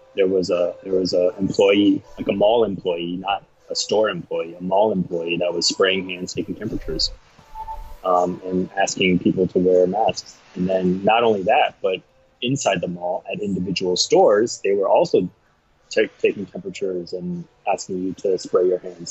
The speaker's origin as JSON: {"language": "English", "country": "United States", "moved": "yes", "lives_now": "Taipei, Taiwan", "said": "I'm an American citizen, I hold a U.S. passport"}